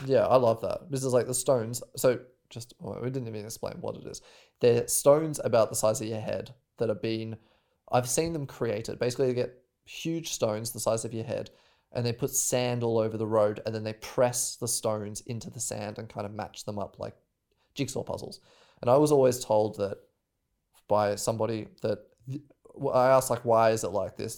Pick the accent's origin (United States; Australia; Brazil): Australia; moved away; I'm from Australia